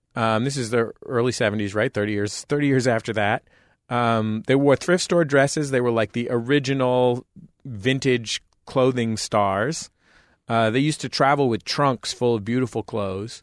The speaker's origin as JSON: {"language": "English", "town": "San Francisco", "region": "California", "country": "United States", "tie": "born or raised there", "also_born_or_lived": "Santa Cruz, California", "said": "I grew up in the Mission District in San Francisco"}